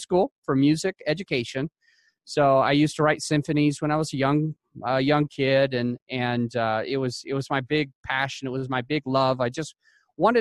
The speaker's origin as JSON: {"language": "English", "region": "Utah", "country": "United States", "said": "I am from Utah."}